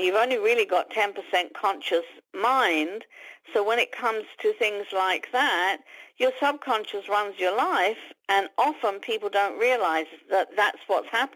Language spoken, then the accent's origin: English; London, United Kingdom; moved away as an adult; now in United States; I was born and brought up in London, UK. Didn't move to the States until I was 37.